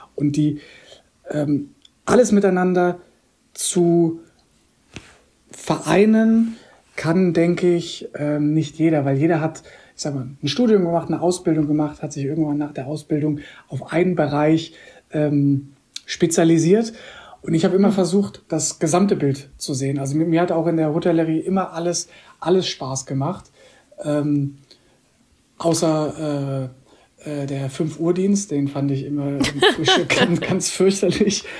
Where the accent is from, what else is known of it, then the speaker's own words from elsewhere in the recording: Koblenz, Rhineland-Palatinate, Germany; moved away as an adult; also born or lived in Munich / Switzerland / Bahrain; bin tatsächlich auch hier in Koblenz groß geworden, zur Schule gegangen. Also ich bin 2019 wieder zurück in meine Heimat gekommen